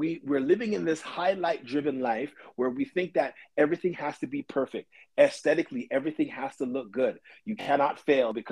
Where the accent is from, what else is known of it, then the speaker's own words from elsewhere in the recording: Toronto, Ontario, Canada; we come from Scarborough